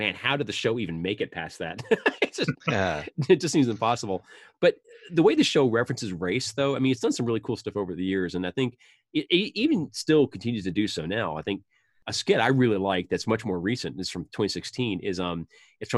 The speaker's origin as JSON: {"language": "English", "region": "Northeast", "country": "United States", "tie": "born or raised there", "said": "I grew up in the Northeast"}